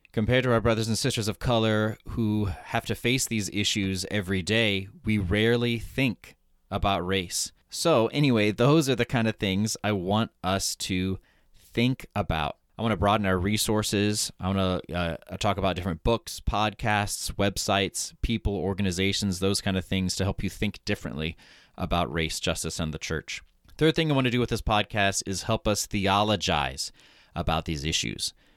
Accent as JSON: {"language": "English", "town": "Broken Arrow", "region": "Oklahoma", "country": "United States", "tie": "born or raised there", "also_born_or_lived": "New York City", "moved": "as an adult", "said": "I grew up in Broken Arrow, Oklahoma, which is a suburb of Tulsa"}